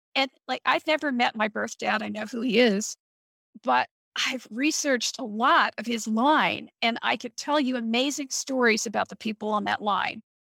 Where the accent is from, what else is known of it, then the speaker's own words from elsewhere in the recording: Missouri, United States; now in Ohio, United States; I was born in Missouri